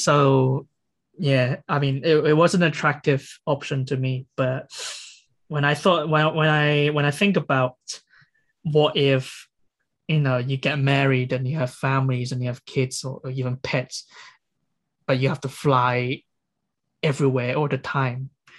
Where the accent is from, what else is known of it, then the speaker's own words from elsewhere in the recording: England, United Kingdom; So that's where I'll be like, I'm a Brit. I'm English.